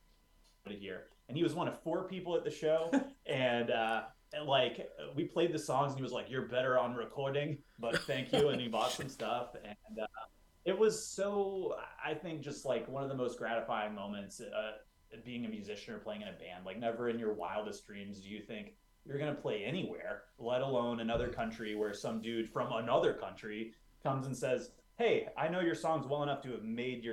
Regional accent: Georgia, United States; we're a band from Georgia

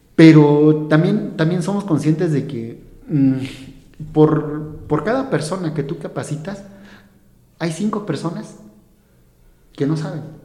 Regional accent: Hidalgo, Mexico; soy mexicano, ¿no? Y yo, vengo de, del estado de Hidalgo

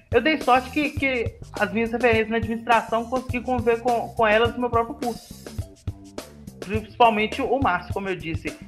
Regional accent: Ribeirão das Neves, Minas Gerais, Brazil; now in Montes Claros, Brazil; Eu sou de Ribeirão das Neves mesmo, ali onde está nosso querido instituto. Mas eu acabei tendo que mudar para Montes Claros recentemente para estar fazendo mestrado aqui na, na Unimontes.

